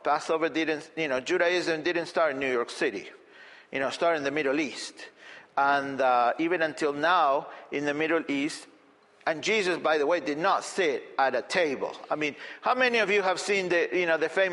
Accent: Argentina; moved away; I grew up in Argentina

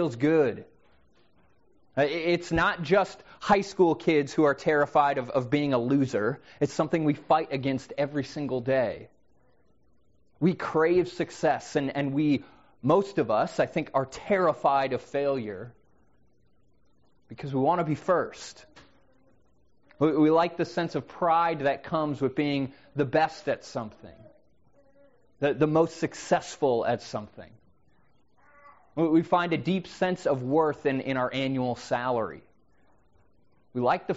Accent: United States; also born or lived in Seattle

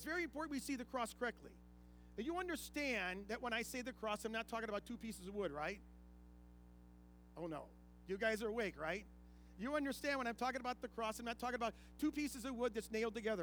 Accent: Ohio, United States; when I grew up in Ohio, my parents lived out on a small farm

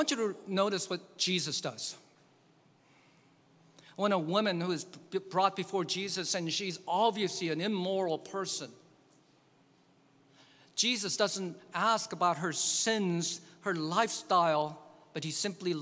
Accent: South Korea; now in United States; my home country that I grew up in, Korea

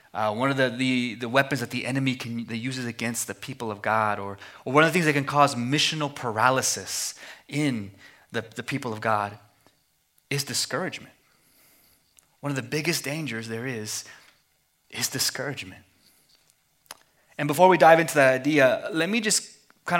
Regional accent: Amarillo, Texas, United States; moved away as an adult; also born or lived in Philadelphia; I was born and raised in Amarillo, Texas, but moved to Philadelphia to go to seminary

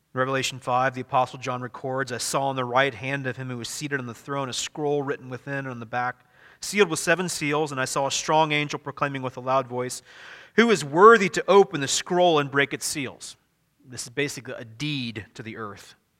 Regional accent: Midwest, United States; also born or lived in the South (US); I'm a Midwesterner.

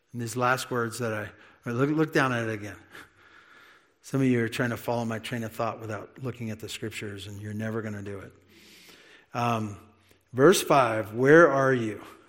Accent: United States; also born or lived in California; being an American and maybe even an American in California

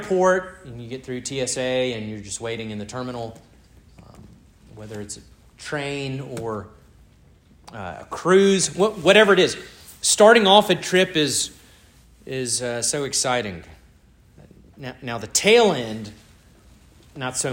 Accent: Starkville, Mississippi, United States; also born or lived in Corinth, Mississippi; Growing up in Starkville

